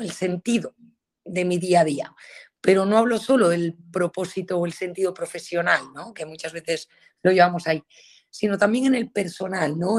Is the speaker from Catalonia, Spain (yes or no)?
no; Galicia, Spain; soy gallega